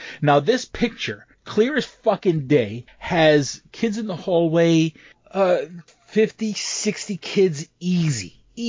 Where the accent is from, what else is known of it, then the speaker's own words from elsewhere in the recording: Northern US, United States; growing up, being a Northerner, being a Yankee, you know, it always blew my mind that kids started early.